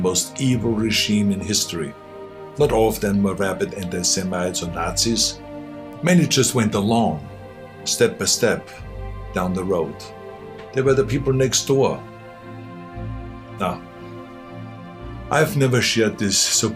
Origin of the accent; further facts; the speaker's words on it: Austria; English is a second language; moved away as an adult; now in United States; I grew up in Austria.